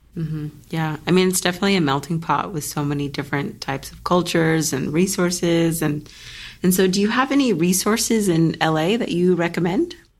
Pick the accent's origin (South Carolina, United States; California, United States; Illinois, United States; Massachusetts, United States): California, United States; Los Angeles; I'm born and raised in L A as well